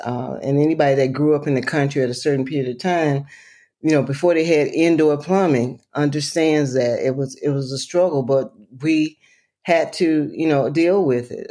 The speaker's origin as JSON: {"language": "English", "area": "Lowndes County", "region": "Alabama", "country": "United States", "tie": "born or raised there", "said": "I'm from Lowndes County, Alabama, and I'm proud of it"}